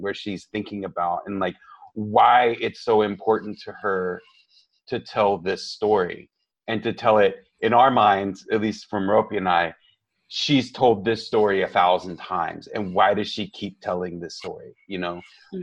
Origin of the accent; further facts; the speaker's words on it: Tejano, Texas, United States; I identify as Tejano as well